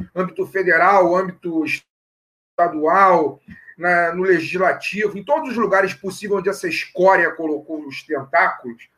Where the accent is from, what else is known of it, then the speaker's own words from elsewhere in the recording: Rio de Janeiro, Brazil; sou nascido aqui no Rio, né? Vivo no Rio de Janeiro